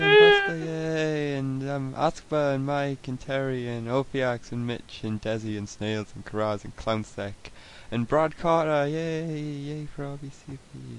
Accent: United Kingdom; I got an American phone, even though I'm British.

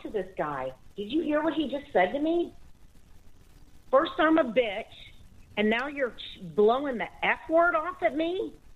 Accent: the South, United States; I'm from the South, and we mm-hmm. speak really slow

